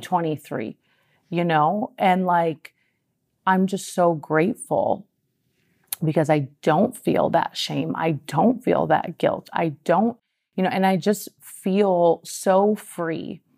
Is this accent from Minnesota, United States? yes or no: yes; Minnesota, United States; now in California, United States; I'm a girl from Minnesota. I moved to California